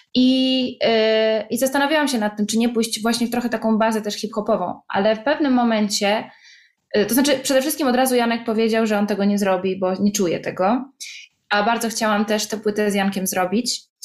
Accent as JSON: {"language": "Polish", "country": "Poland", "accent": "Polish", "moved": "as an adult", "lives_now": "Italy", "said": "ja jestem z Polski"}